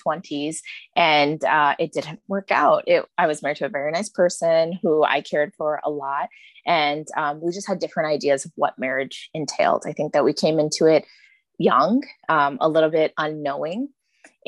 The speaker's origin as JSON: {"language": "English", "region": "New York", "country": "United States", "tie": "born or raised there", "said": "I was raised in America."}